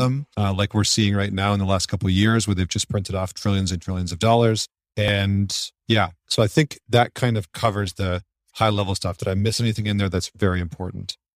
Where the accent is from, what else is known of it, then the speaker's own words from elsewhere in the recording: Canada; moved away; I'm originally from Canada